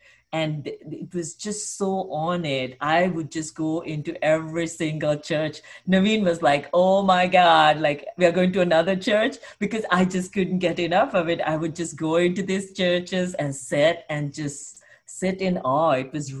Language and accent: English; United States; as Americans